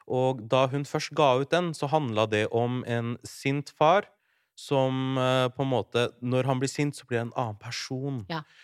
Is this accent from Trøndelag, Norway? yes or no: no; Larvik, Vestfold, Norway; Jeg er fra Larvik